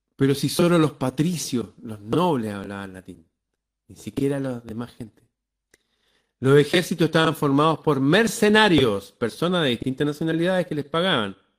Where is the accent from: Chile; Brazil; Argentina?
Chile; nosotros acá en Chile usamos palabras